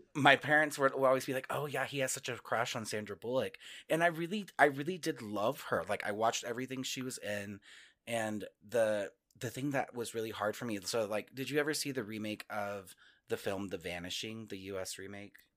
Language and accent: English; Northwest Texas, United States; moved away as an adult; also born or lived in New York; now in Denver, United States; I grew up, I grew up in Northwest Texas where we did get snow